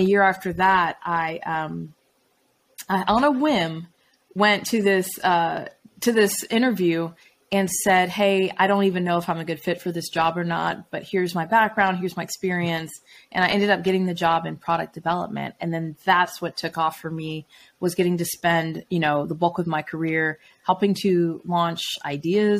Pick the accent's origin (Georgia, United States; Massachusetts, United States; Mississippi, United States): Georgia, United States; Atlanta; I'm from Atlanta